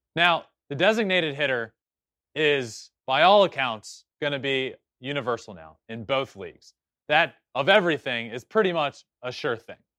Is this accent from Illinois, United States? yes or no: no; Virginia, United States; my home state of Virginia